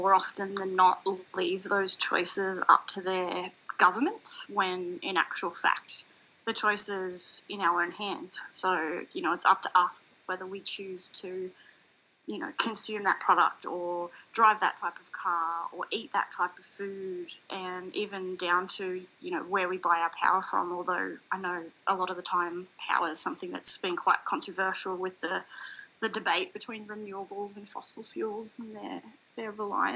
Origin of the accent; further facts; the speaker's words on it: east coast of Australia, Australia; I grew up surfing along the east coast of Australia